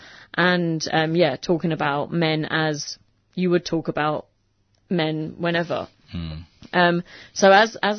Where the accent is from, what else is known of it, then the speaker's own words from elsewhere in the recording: United Kingdom; moved away as an adult; now in Australia; I didn't necessarily want to move back to my hometown. But I did, and I moved there for about a year.